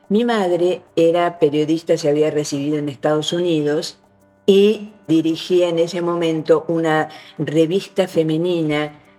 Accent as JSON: {"language": "Spanish", "country": "Argentina", "also_born_or_lived": "Uruguay", "said": "acá tenemos una enorme cantidad de inmigraciones, creo que es el lugar que tiene más inmigración de italianos. Y además nuestro castellano está marcado por el acento italiano."}